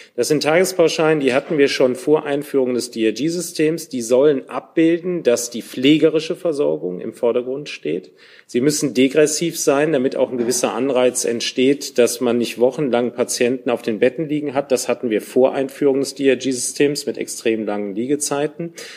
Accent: Cologne, North Rhine-Westphalia, Germany; als Kölner

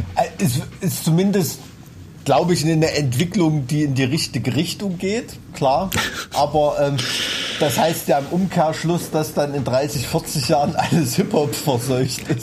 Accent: Thuringia, Germany; unser dunkler Schatten als Thüringer Kulturbotschafter

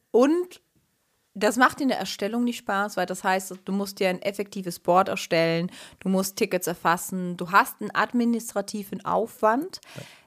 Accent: Switzerland; Ich bin Schweizerin

